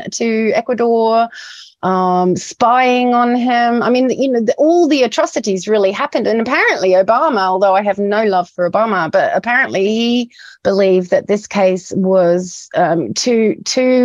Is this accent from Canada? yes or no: no; New Zealand; also born or lived in United Kingdom; I'm in a British person as well as a Kiwi